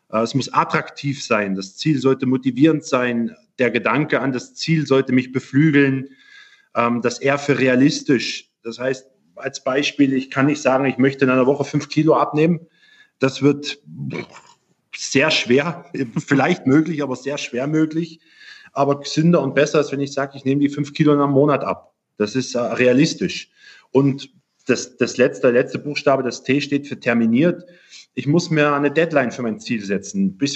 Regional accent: Germany; Ich komme ursprünglich aus Deutschland und da kommt man in diese Sportart von Opa, Papa eigentlich nur direkt hinein.

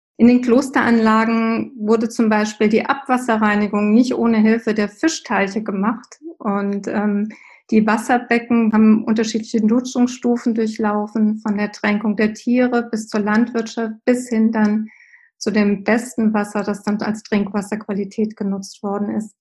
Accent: Germany; bei uns in Deutschland

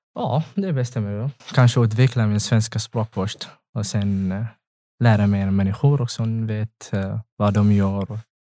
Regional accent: Eritrea; Swedish is a second language; moved away as an adult; now in Ludvika, Sweden; Jag kommer från Eritrea.

